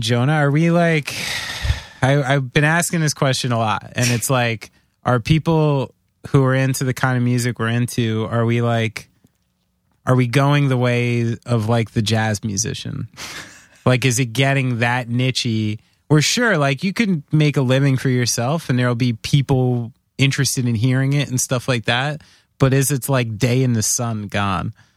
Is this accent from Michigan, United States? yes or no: no; New Jersey, United States; we're from New Jersey